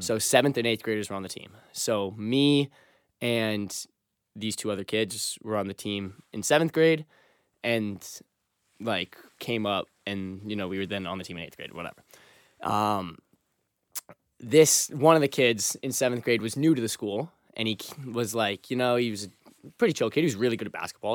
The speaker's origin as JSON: {"language": "English", "region": "Massachusetts", "country": "United States", "said": "I am from South Rome, Massachusetts, which is thirty minutes outside of Boston"}